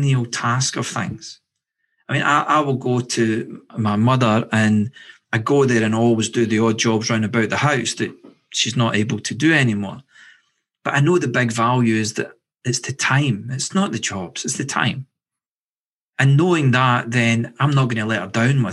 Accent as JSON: {"language": "English", "region": "Scotland", "country": "United Kingdom", "said": "I'm from Scotland"}